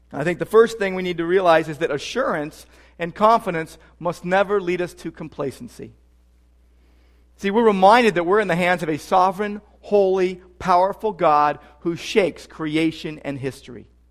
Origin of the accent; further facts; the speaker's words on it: Southern California, United States; also born or lived in Downey / Sylmar / Whittier; Growing up in Southern California